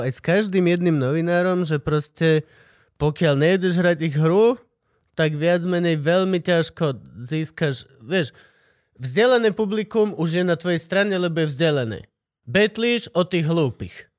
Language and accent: Slovak; Banská Štiavnica, Banská Bystrica Region, Slovakia; Ja som zo Šťavnice